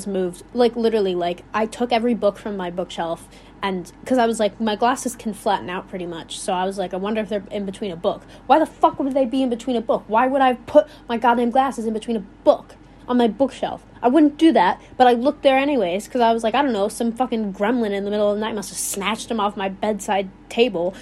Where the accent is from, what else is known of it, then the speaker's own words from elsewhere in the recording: Illinois, United States; accent: Midwestern; I sound like I'm from Wisconsin. I'm not from Wisconsin. But from Illinois.